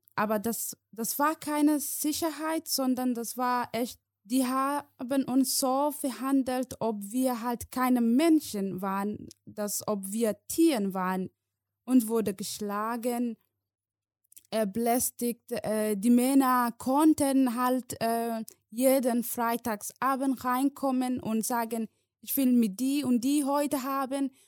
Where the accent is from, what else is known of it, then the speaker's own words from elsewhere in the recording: Somalia; German is a second language; moved away as an adult; now in Germany; ich komme aus Somalia, ich bin seit sieben Jahren in Deutschland, ich bin in Somalia geboren, ich bin äh, bis der achte Klasse äh, in Somalia besucht